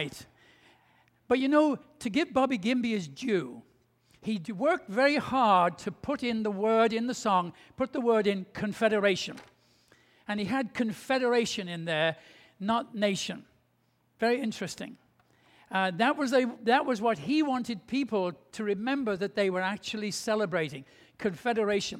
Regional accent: England, United Kingdom; I grew up in England just after the beginning of the Second World War.

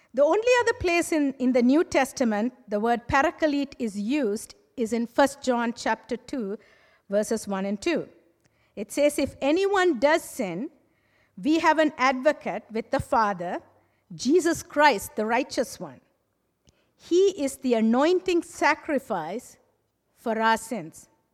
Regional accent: Sri Lanka; moved away; I'm originally from Sri Lanka

